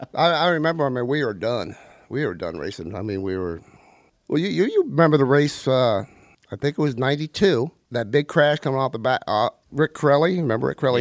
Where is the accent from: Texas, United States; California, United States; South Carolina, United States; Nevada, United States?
California, United States; Simi Valley; also born or lived in Palmdale; I'm from, uh, grew up in Simi Valley